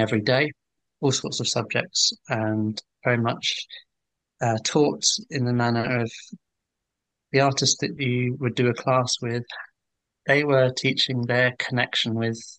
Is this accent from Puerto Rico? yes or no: no; Welwyn Garden City, East of England, United Kingdom; moved away as an adult; now in London, United Kingdom; I'm from Hertfordshire, I should have said. I'm well in Garden City, so I moved to London and did my degree